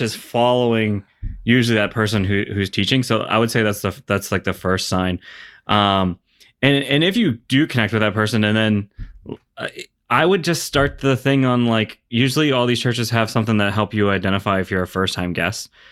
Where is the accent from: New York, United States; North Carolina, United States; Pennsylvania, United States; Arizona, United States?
Pennsylvania, United States; Pittsburgh; I grew up in Pittsburgh